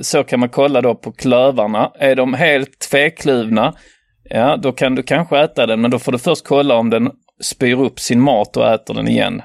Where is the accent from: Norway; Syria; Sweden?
Norway; jag är norsk